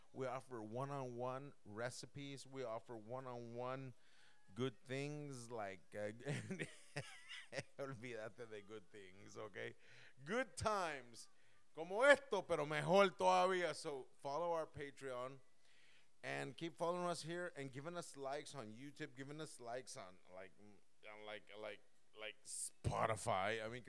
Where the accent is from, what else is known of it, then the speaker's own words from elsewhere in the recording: California, United States; moved away; also born or lived in Mexico / Europe / Puerto Rico; I was born and raised in California. I had the privilege of living in Mexico, privilege of living in Europe, and privilege of living in the great continent de Puerto Rico.